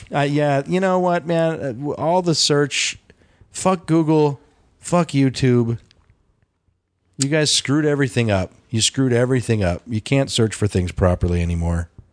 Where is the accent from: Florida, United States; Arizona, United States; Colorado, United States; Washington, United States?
Colorado, United States; Denver; growing up in Denver